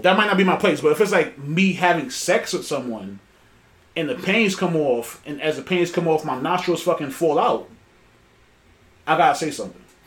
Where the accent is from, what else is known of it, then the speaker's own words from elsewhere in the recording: New York City, New York, United States; we're from New York City